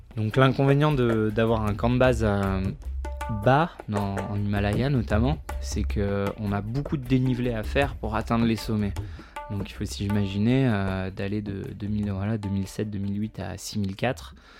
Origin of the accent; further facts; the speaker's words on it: Provence-Alpes-Côte d'Azur, France; moved away as an adult; now in Chamonix, France; je suis originaire euh, des Alpes-Maritimes